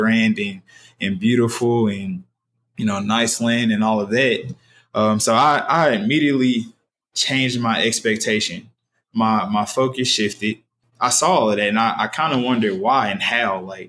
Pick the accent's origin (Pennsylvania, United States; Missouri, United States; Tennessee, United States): Tennessee, United States; Nashville; I'm from East Nashville, with, as you already said, is being gentrified right now as we speak